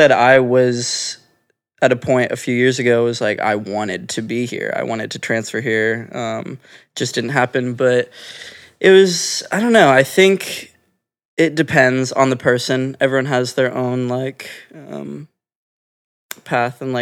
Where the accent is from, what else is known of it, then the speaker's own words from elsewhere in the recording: Orange County, California, United States; moved away as an adult; now in Los Angeles, United States; I grew up born and raised in Orange County, which is not far from here